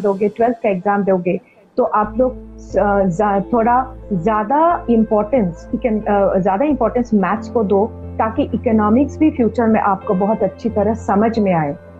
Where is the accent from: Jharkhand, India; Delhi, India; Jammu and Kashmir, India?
Jharkhand, India; Bokaro; now in Kolkata, India; मैं कोलकाता से हूँ नहीं आई एम फ्रॉम बोकारो तो इसलिए मैं बंगाली हूँ लेकिन ब्रॉटअप इन बोकारो झारखंड में